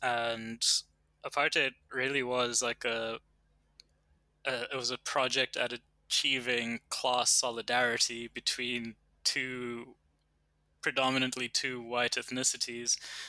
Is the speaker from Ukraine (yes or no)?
no; Canada; born there; the fact that I was born in Canada is a direct, it's a direct impact of apartheid.